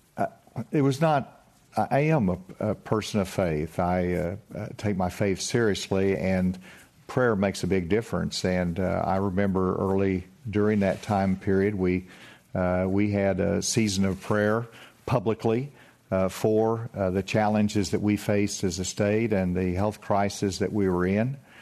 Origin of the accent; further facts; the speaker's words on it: Spavinaw Creek, Arkansas, United States; I grew up in the Spavanaugh Creek, and, uh, I drank out of the creek